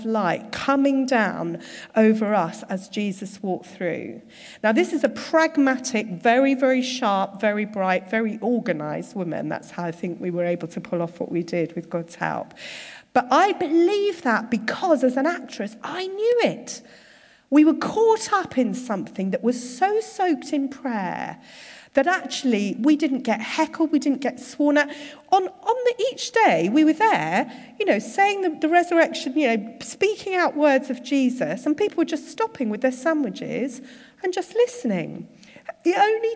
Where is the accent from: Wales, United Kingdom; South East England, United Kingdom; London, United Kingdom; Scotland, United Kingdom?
London, United Kingdom; Surbiton; moved away as an adult; also born or lived in Derby; I've lived a fairly sheltered life growing up in Surbiton